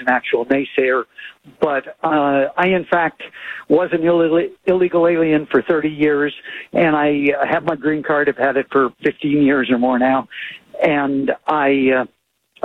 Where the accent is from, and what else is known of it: Canada; moved away as an adult; now in United States